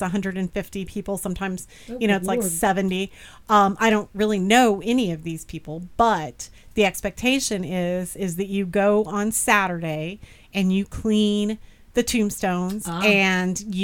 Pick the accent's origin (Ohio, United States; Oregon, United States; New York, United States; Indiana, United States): Indiana, United States; Bedford; also born or lived in Terre Haute, Indiana; we moved back to my hometown of Bedford, which has fewer than 100 black people